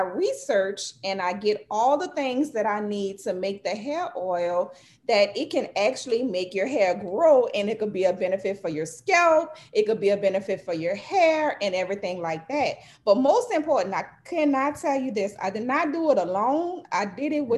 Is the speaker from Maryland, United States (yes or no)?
no; New Orleans, Louisiana, United States; now in Slidell, United States; I am from New Orleans, Louisiana. I live in Slidell, Louisiana.